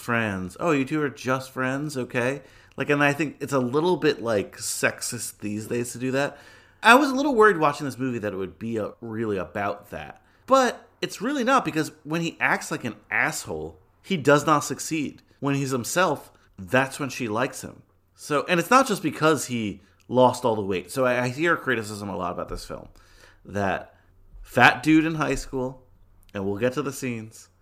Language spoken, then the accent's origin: English; Bergen County, New Jersey, United States; we grew up in Bergen County, which is like the extreme northeast of New Jersey